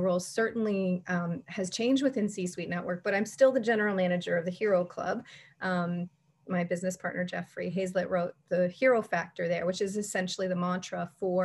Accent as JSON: {"language": "English", "country": "Canada", "said": "as a Canadian"}